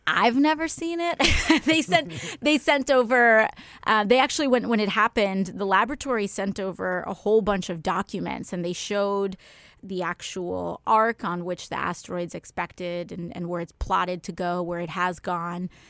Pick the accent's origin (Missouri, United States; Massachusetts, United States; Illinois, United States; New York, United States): New York, United States; New York City; being a New Yorker